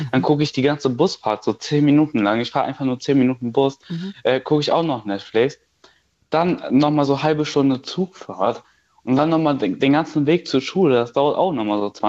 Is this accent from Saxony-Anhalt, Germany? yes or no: no; Hesse, Germany; Ich komme da nicht her, ich komme aus der Nähe von Gießen.